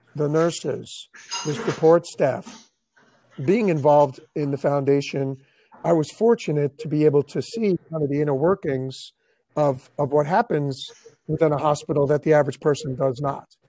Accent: New York, United States; moved away as an adult; now in Tampa Bay, United States; I'm from New York

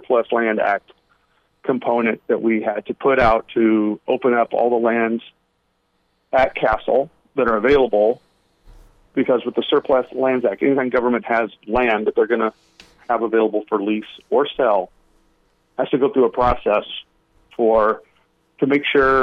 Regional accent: Illinois, United States; moved away; I grew up in Illinois

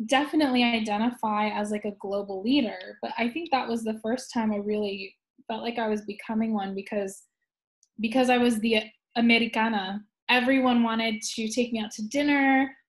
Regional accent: California, United States; moved away as an adult; now in Shanghai, China; I'm originally from California

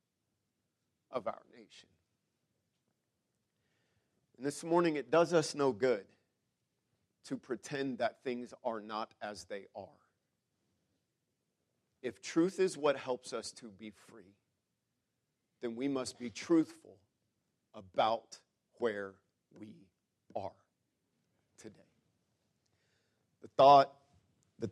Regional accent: United States; I am an American.

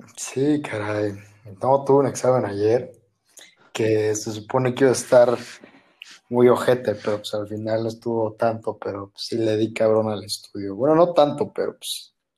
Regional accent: Oaxaca, Mexico; Como yo soy de Oaxaca, y pues aquí, pues, ahora sí que para todo tomamos mezcal.

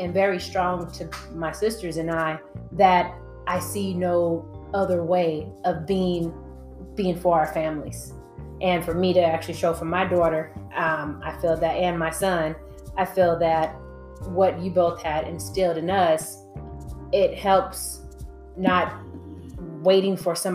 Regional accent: Los Angeles, California, United States; as a female growing up in South Central

